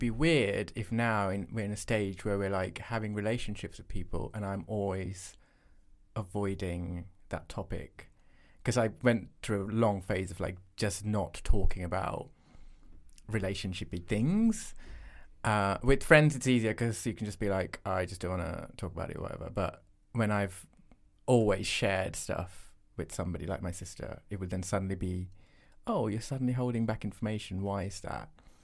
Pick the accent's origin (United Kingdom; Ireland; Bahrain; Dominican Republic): Bahrain; also born or lived in Sri Lanka; we spent our lives growing up in Bahrain and then in Sri Lanka.